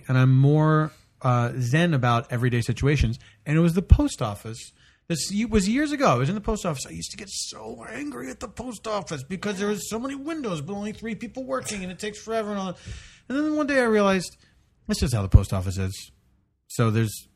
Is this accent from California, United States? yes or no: no; Philadelphia, Pennsylvania, United States; I'm from Philadelphia